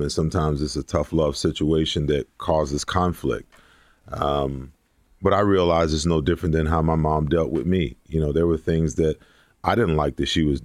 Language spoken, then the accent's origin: English; New York, United States; growing up where I grew up in New York, football wasn't really a big sport. New York at that time was a huge basketball, you know, state